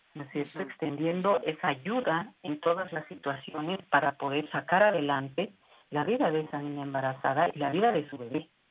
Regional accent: Bolivia; para nosotros, como bolivianos

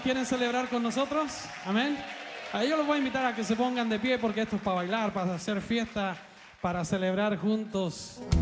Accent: Chile; moved away as an adult; now in Mexico; soy chileno, radico en México

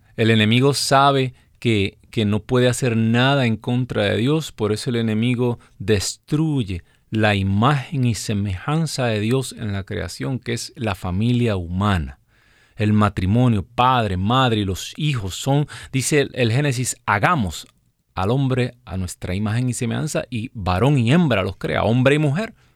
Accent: Puerto Rico; moved away as an adult; also born or lived in New Jersey, United States; now in Alabama, United States; Nosotros salimos de nuestro país, de Puerto Rico

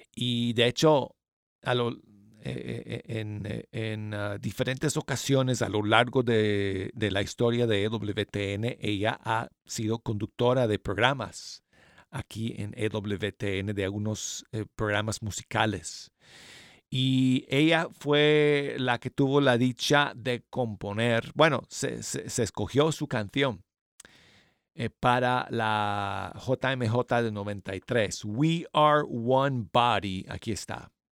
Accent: Denver, Colorado, United States; moved away; Mi ciudad natal de Denver, Colorado.

